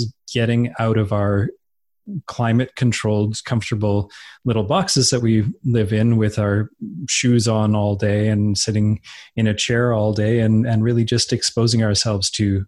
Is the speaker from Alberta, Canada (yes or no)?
yes; Edmonton, Alberta, Canada; I was growing up in Edmonton, Alberta, which is in the northern part of Alberta